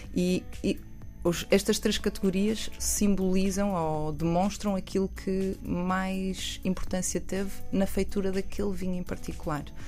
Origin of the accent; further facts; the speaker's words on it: Portugal; eu sou obviamente, portuguesa, eu sei de onde venho